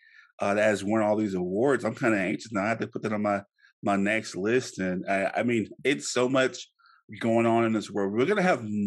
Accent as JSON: {"language": "English", "region": "the South", "country": "United States", "said": "I'm from the South."}